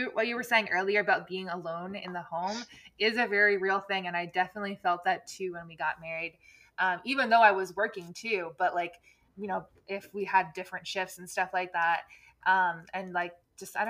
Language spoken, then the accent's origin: English; New Jersey, United States; moved away as an adult; now in Cincinnati, United States; I grew up in New Jersey